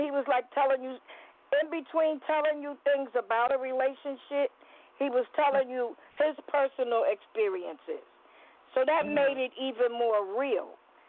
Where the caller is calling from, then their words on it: New York City, New York, United States; I'm calling from the Bronx.